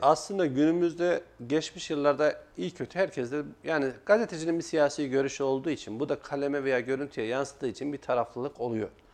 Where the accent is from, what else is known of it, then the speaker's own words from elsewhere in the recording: Kayseri Province, Turkey; ben 1985 Kayseri doğumluyum